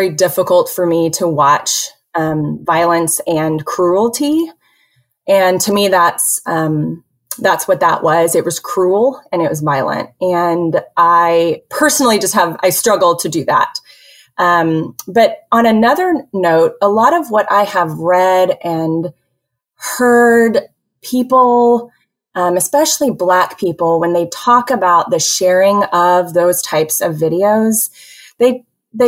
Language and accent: English; Houston, Texas, United States; also born or lived in Northeast United States / Dallas, United States; I am from Houston originally, so a native Texan